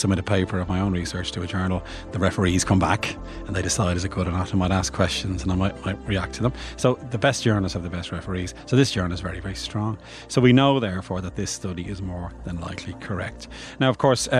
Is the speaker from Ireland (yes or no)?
yes; Bray, Leinster, Ireland; I'm from Bray